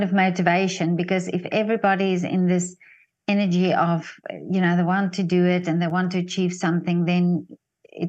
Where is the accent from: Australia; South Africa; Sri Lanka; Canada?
South Africa; being from South Africa